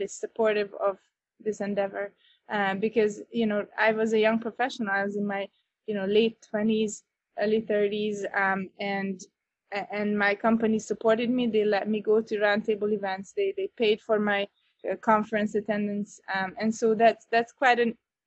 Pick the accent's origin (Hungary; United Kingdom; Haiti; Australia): Hungary; Northern Hungary; moved away as an adult; also born or lived in Budapest; now in Chicago, United States; I am originally from Hungary, Northern Hungary. I was born and raised there